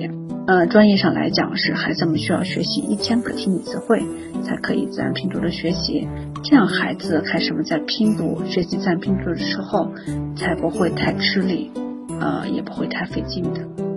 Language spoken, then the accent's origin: Chinese; China; 那我们中国的孩子